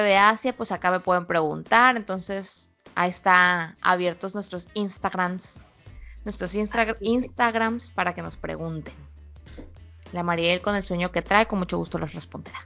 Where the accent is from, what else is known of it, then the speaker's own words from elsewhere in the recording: Culiacán, Sinaloa, Mexico; nosotros veníamos de Sinaloa, pues se nos nota por todos lados que somos culichis sinaloenses, este, desde que como hablamos hasta como nos vestimos